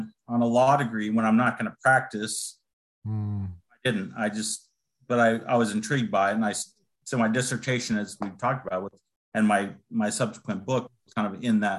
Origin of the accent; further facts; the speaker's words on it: Rancho Cucamonga, California, United States; in Rancho Cucamonga, just right up the freeway. So I grew up there